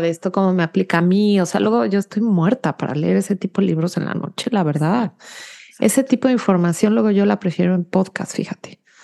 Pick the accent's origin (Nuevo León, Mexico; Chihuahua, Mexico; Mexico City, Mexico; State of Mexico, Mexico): Mexico City, Mexico; moved away as an adult; now in United States; yo nací y crecí en la Ciudad de México